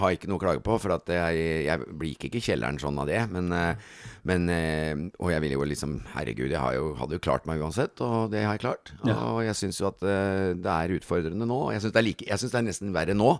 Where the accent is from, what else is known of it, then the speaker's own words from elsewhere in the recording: Kristiansand, Agder, Norway; Kristiansand er hjembyen min